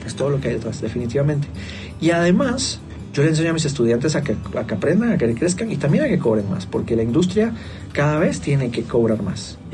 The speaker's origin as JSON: {"language": "Spanish", "country": "Guatemala", "said": "Vengo de Guatemala, creo que es un país muy individualista"}